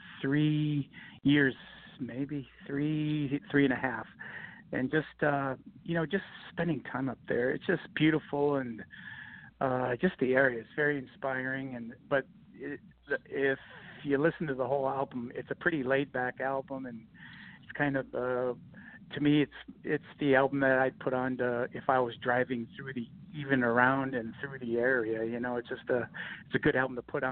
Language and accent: English; Michigan, United States; I grew up in Michigan